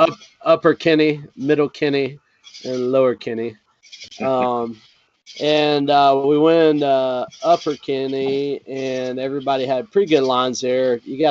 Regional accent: Jamaica; I'm Jamaican.

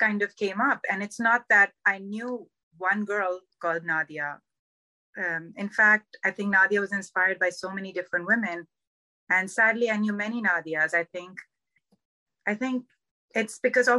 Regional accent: Karachi, Sindh, Pakistan; moved away as an adult; now in Southern California, United States; My whole life, I grew up in Karachi in Pakistan

